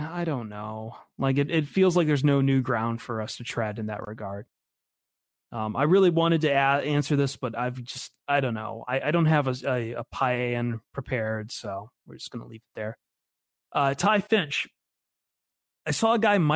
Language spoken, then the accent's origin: English; Toledo, Ohio, United States; back when we were growing up in Toledo